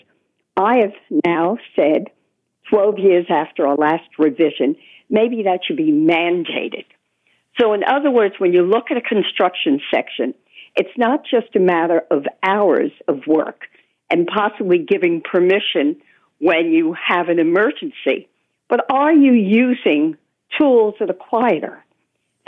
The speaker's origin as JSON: {"language": "English", "town": "Toronto", "region": "Ontario", "country": "Canada", "tie": "born or raised there", "moved": "yes", "lives_now": "New York City, United States", "said": "I do know Toronto, and yes, it's noisier than when I lived there as a child"}